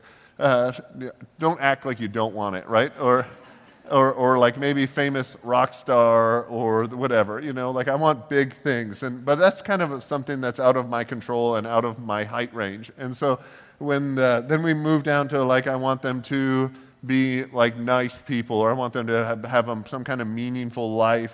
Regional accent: Toronto, Ontario, Canada; we grew up in Toronto and in the Toronto area

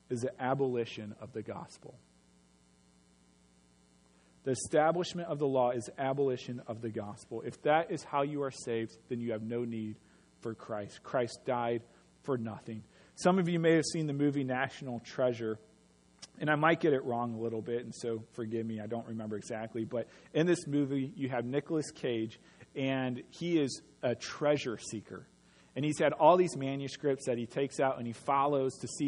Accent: United States; we were born American

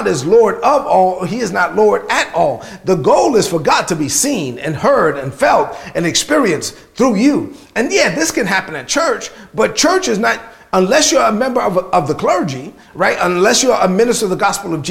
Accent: New York City, New York, United States; Grew up in East New York, Brooklyn.

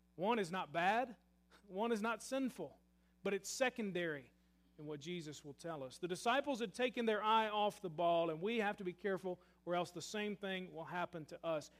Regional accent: Murray, Kentucky, United States; I grew up in Murray, Kentucky

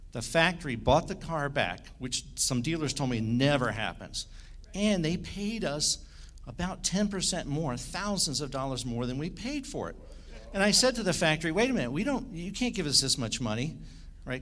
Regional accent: Washington, District of Columbia, United States; I was born in Washington, D.C.

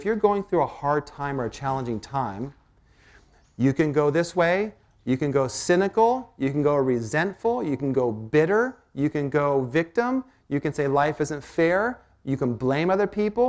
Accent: Port Townsend, Washington, United States; I was born and raised up in Port Townsend.

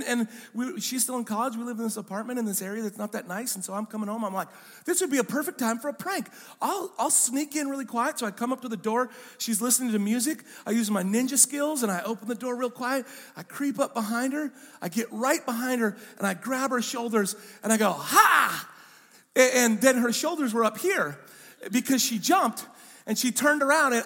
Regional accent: Pacific Northwest, United States; I'm from the Pacific Northwest

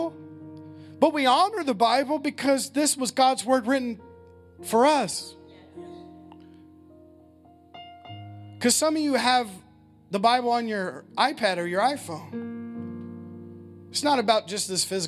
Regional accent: United States; as American Christians

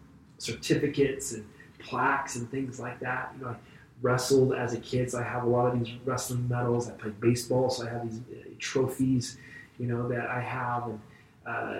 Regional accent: Vacaville, California, United States; the Moose Lodge where I grew up in Vacaville

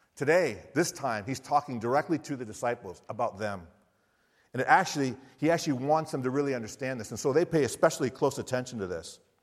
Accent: Michigan, United States; moved away as an adult; also born or lived in Sarasota, Florida / Siberia, Russia; now in Florida, United States; I'm from Michigan

